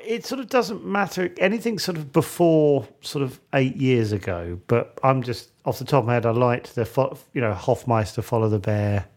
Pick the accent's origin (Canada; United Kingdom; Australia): United Kingdom; as a Brit